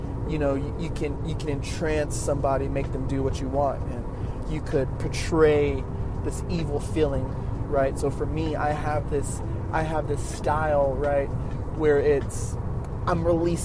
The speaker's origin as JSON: {"language": "English", "town": "Oxnard", "region": "California", "country": "United States", "tie": "born or raised there", "said": "the neighborhood I grew up in Oxnard. Oxnard's not that big of a city"}